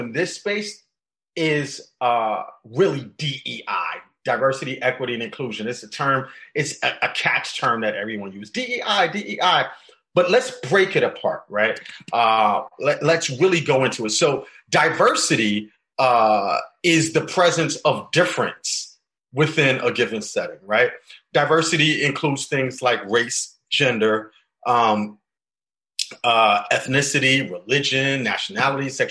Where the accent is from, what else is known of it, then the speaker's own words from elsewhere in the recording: New York City, New York, United States; I grew up in the South Bronx, New York